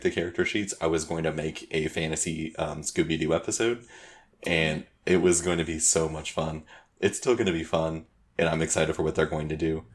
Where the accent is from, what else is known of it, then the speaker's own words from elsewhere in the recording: Georgia, United States; We're from Georgia